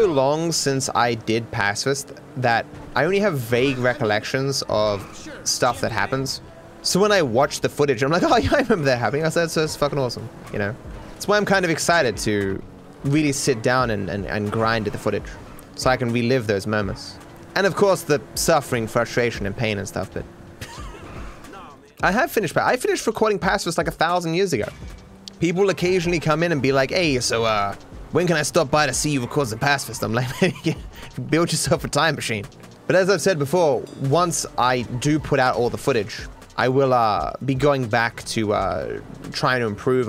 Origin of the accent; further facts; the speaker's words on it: Australia; I'm Australian